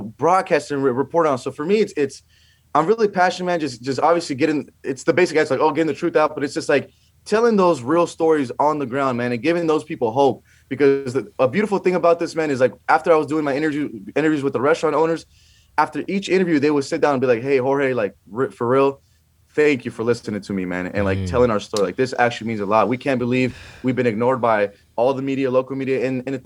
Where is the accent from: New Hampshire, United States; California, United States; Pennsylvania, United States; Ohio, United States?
California, United States; here in my home state of California